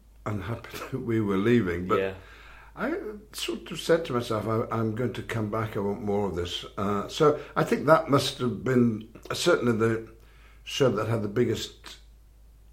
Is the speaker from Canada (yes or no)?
no; Bolton, North West England, United Kingdom; also born or lived in Wigan; when we moved to Bolton, quite close to Wigan and Manchester